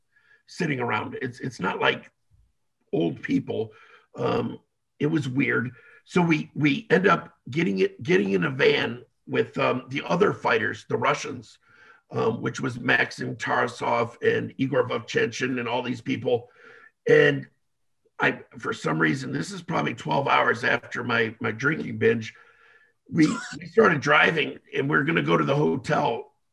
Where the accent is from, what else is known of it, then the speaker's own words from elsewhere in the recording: Israel; accent: Israeli; I don't know if that's my Israeli accent